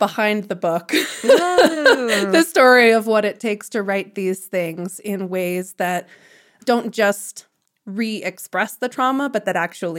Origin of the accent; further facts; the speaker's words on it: Arlington Heights, Illinois, United States; moved away as an adult; also born or lived in Jackson Hole, Wyoming; I grew up in a suburb outside Chicago called Arlington Heights, and I lived with my two parents and three sisters. And in most ways, it was a pretty normalized, upper middle class, white